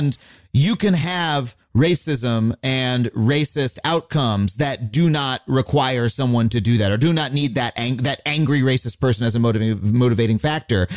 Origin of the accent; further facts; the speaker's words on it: Long Island, New York, United States; growing up on Long Island, there was one black kid in my whole school